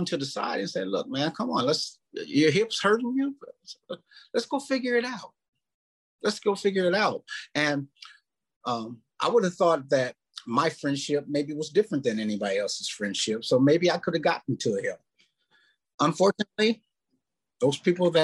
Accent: Omaha, Nebraska, United States; moved away; also born or lived in Minneapolis, Minnesota; I was born and raised in Omaha, Nebraska

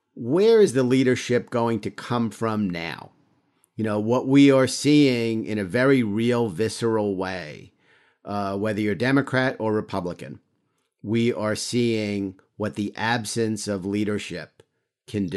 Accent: New York, United States; I'm a New Yorker

